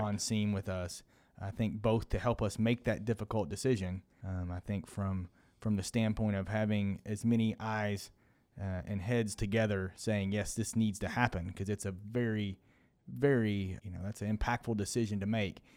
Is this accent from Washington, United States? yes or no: no; Williamsburg, Kentucky, United States; moved away; I am from Williamsburg, Kentucky.